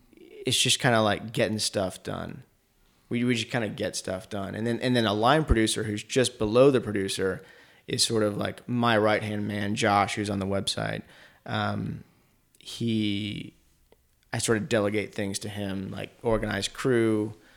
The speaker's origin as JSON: {"language": "English", "town": "Asheville", "region": "North Carolina", "country": "United States", "tie": "born or raised there", "also_born_or_lived": "Richmond, Virginia", "said": "I was born in Richmond, but because my mom was now a single mom, she moved to Asheville to be closer to her parents, my grandparents. So that's how I ended up in Asheville"}